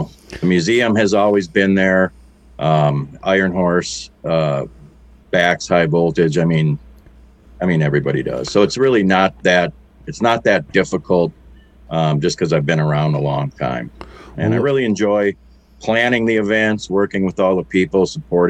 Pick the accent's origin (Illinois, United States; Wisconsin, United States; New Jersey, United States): Wisconsin, United States; Milwaukee; I was born and raised in Milwaukee